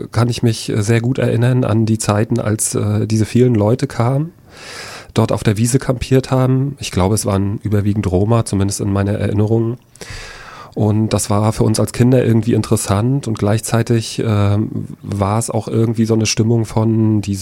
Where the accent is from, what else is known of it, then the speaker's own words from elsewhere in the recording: Rostock, Mecklenburg-Vorpommern, Germany; Ich war zehn Jahre alt. Ich bin in Lichtenhagen aufgewachsen. Ich bin in Lichtenhagen zur Schule gegangen.